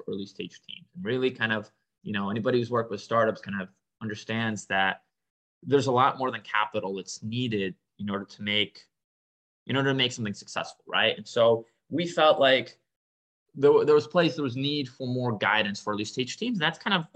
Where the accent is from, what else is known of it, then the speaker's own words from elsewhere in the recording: Boston, Massachusetts, United States; also born or lived in Minsk, Belarus; I grew up in Boston, but I was born in Belarus, in Eastern Europe, in Minsk. I, you know, immigrated when I was my family immigrated when I was 9. So I grew up in Boston